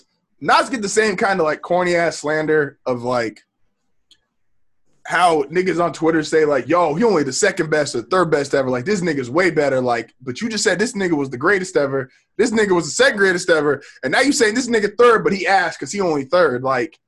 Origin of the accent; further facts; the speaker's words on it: La Mesa, California, United States; my hood is La Mesa, California, which is like a fucking retirement place. Like, that's where I'm from.